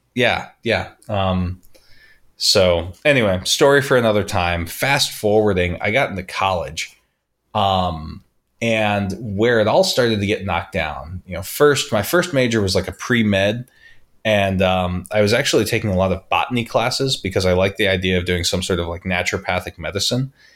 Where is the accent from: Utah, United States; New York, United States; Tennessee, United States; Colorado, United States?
Utah, United States; St. George; also born or lived in Las Vegas; I grew up in Pheasant Run in Bloomington, which was one of, like, the highest, um, how would you put it, like, economic neighborhoods in the city